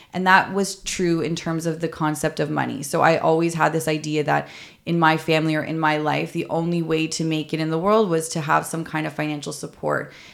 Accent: Toronto, Ontario, Canada; I grew up in Toronto

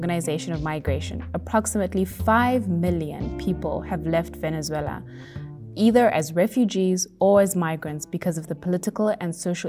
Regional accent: Zimbabwe; moved away; I come from Zimbabwe, a country that's infamous for having a longtime political dictator

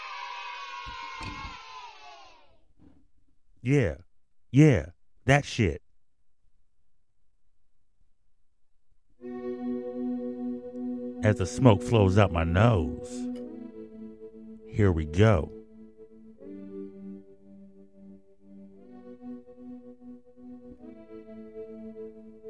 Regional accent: San Francisco Bay Area, California, United States; moved away; I'm from the Bay Area

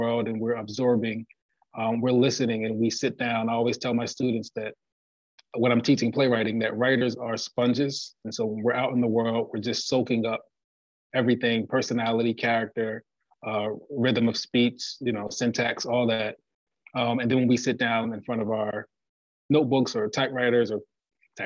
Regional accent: Plainfield, New Jersey, United States; my hometown, Plainfield, New Jersey

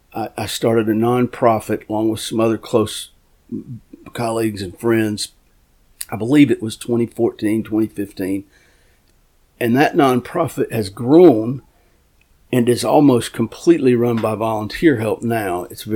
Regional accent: North Carolina, United States; We in my county, I'm from Gaston County, North Carolina, we catch a lot of babies.

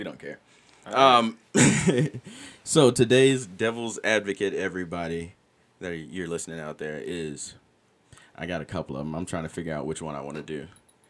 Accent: the South, United States; moved away; I'm from the South, but I'm not from that part of the South.

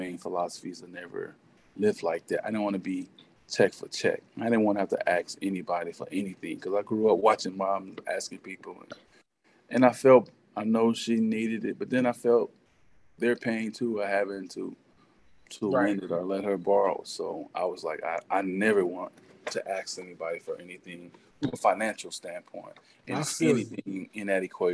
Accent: Euless, Texas, United States; I grew up in Euless, which is between Fort Worth and Dallas

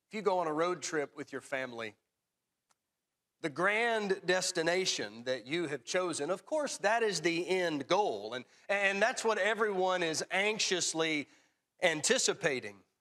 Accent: Tullahoma, Tennessee, United States; growing up in Tullahoma

